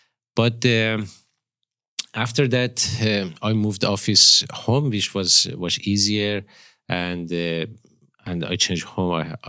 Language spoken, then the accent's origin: English; northeast Iran, Iran; born there; English is a second language; moved away as an adult; also born or lived in Tehran; Actually, I was born in Iran.